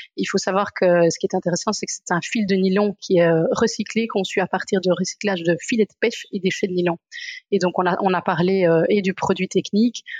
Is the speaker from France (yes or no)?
no; Brussels, Brussels-Capital Region, Belgium; je viens de Bruxelles